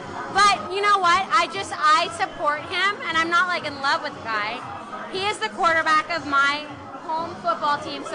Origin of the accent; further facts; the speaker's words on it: San Francisco, California, United States; I'm from San Francisco, California.